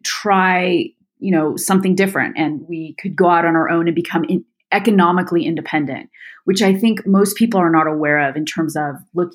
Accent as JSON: {"language": "English", "region": "California", "country": "United States", "tie": "born or raised there", "said": "I was born and raised in California. My boys are seventh generation."}